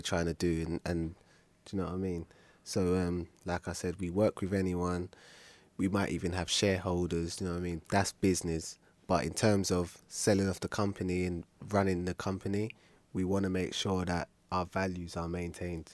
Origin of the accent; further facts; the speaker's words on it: London, United Kingdom; I'm born and raised in South